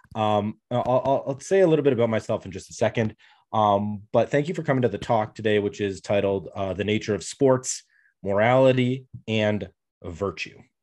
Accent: Canada; I come from Canada

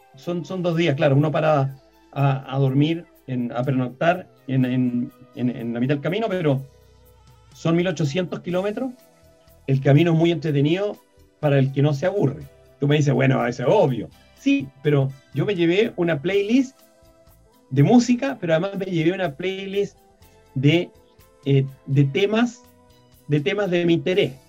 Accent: Copiapó, Atacama, Chile; yo soy nortino, yo nací en Copiapó

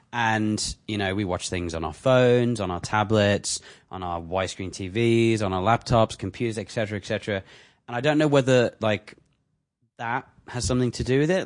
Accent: England, United Kingdom; now in Canada; I'm English

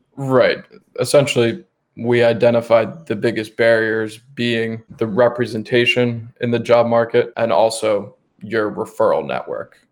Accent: Bucks County, Pennsylvania, United States; I grew up mainly in Bucks County, Pennsylvania. It's the suburbs right outside of Philadelphia

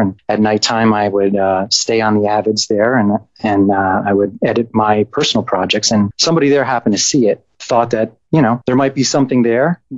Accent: New York, United States; I grew up in New York.

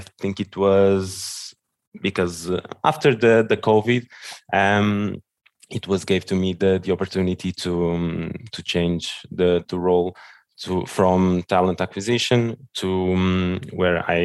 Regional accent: Lisbon, Portugal; English is a second language; I was born here in Lisbon and raised here in Lisbon as well

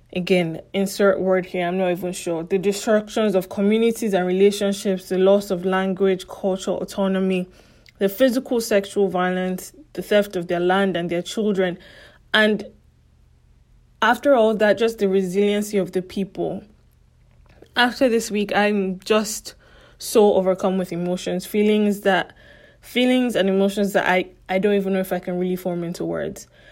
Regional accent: Lagos, Nigeria; first language English; I grew up in Lagos

